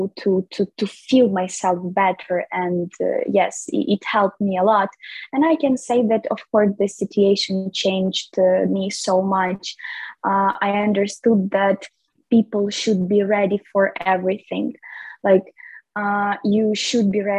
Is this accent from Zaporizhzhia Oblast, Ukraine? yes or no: no; Lviv Oblast, Ukraine; now in Kyiv, Ukraine; I'm from Lviv region